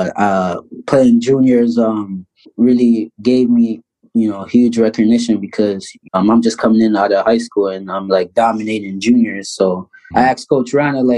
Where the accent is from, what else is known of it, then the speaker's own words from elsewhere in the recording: Toronto, Ontario, Canada; I was born in Toronto, Ontario. Grew up in the area of Jane and Finch, single mother home.